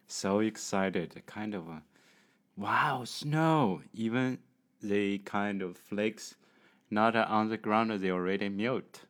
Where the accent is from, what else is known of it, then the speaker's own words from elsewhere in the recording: China; English is a second language; from China.